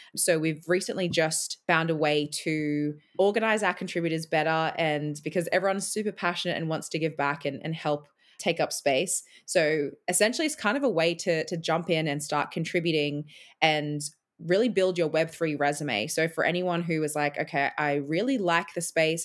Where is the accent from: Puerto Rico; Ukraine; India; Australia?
Australia; moved away as an adult; also born or lived in Edinburgh, Scotland; now in Scotland, United Kingdom; I'm now an Australian in Scotland